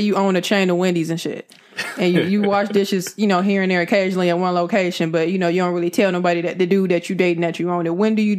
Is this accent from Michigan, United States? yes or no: yes; Detroit, Michigan, United States; I'm from Detroit.